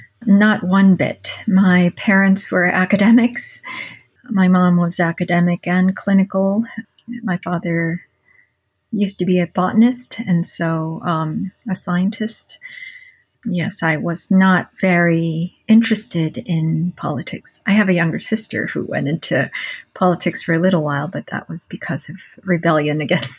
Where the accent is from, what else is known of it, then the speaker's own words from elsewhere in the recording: New York City, New York, United States; So I was actually in the inner city during a violent era of New York City.